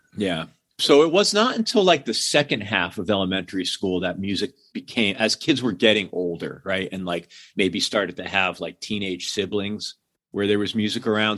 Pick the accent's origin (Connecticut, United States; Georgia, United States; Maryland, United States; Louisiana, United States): Connecticut, United States; Hamden; I grew up outside of New Haven, Connecticut, in a town called Hamden